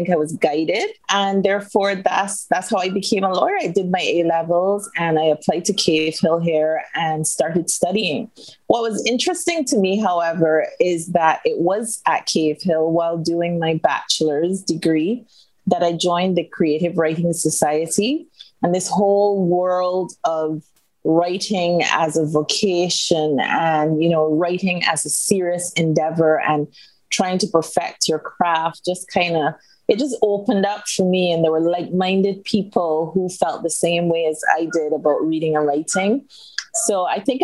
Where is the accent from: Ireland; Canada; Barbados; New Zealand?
Barbados; also born or lived in United Kingdom; I am born and bred in Barbados, spent most of my life here.